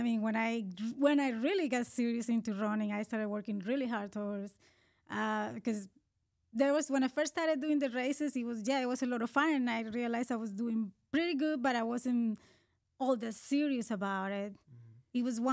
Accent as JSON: {"language": "English", "country": "Colombia", "tie": "born or raised there", "second_language": "English", "moved": "as an adult", "lives_now": "United States", "said": "I was born in Colombia in South America"}